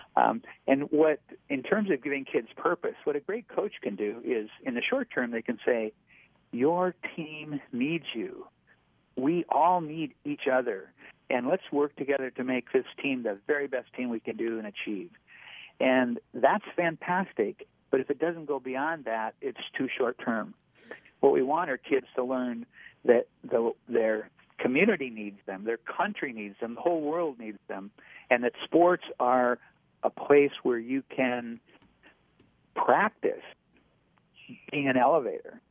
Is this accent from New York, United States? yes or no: no; North Dakota, United States; I grew up in North Dakota. I'm a, a plains guy